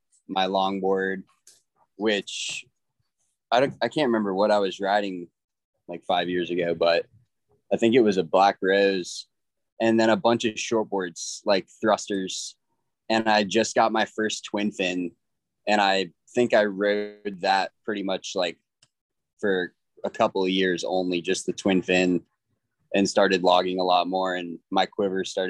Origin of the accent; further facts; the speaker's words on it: Virginia, United States; also born or lived in Florida; I'm from Virginia, born and raised